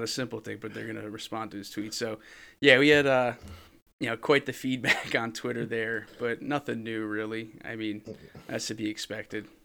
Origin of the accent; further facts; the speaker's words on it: New Jersey, United States; I'm from New Jersey